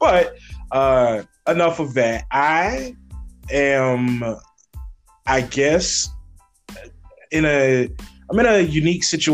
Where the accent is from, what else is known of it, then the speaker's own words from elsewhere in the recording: Bernice, Louisiana, United States; moved away as an adult; now in Des Moines, United States; I'm originally from Bernice, Louisiana. I grew up in Louisiana.